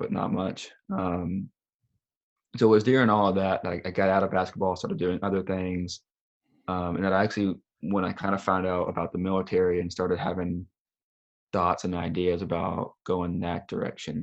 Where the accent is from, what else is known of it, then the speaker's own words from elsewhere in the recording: Tennessee, United States; moved away; also born or lived in Colorado / Alabama; I grew up down in Tennessee playing basketball